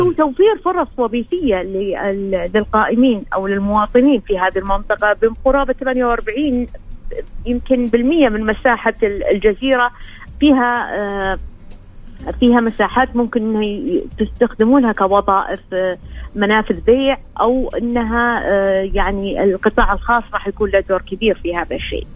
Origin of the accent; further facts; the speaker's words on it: Saudi Arabia; عندنا في السعوديه